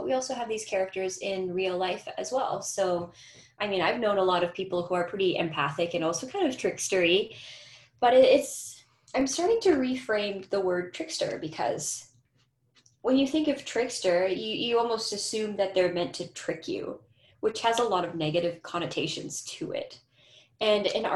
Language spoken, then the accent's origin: English; Winnipeg, Manitoba, Canada; also born or lived in St. Ambrose, Manitoba; now in Edmonton, Canada; I was born in Treaty One territory, which is Winnipeg